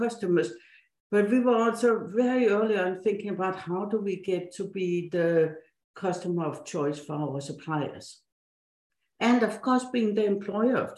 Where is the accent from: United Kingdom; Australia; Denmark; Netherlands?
Denmark; Odense, Southern Denmark; English is a second language; moved away as an adult; also born or lived in Silicon Valley, United States / East Coast, United States; now in United States; I was born and grew up in Denmark, in the town of Hans Christian Andersen, the fairy tale author